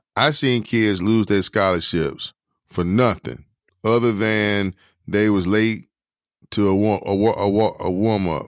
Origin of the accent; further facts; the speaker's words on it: Durham, North Carolina, United States; I'm from Durham